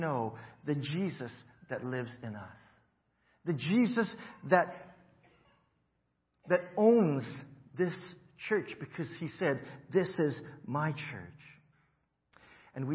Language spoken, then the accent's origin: English; Hawaii, United States; moved away as an adult; I grew up in Hawaii